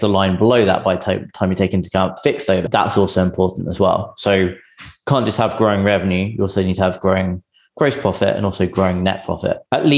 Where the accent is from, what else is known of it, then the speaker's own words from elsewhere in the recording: England, United Kingdom; now in San Francisco, United States; I'm English, but I'm based in San Francisco